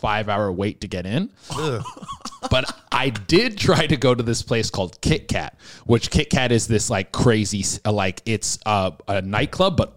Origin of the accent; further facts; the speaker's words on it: Canada; I'm Canadian